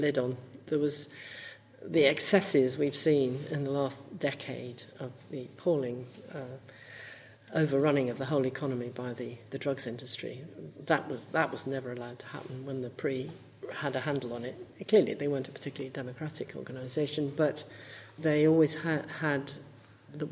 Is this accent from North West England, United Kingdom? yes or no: yes; Liverpool, North West England, United Kingdom; also born or lived in London; now in Cardiff, United Kingdom; I'm from Liverpool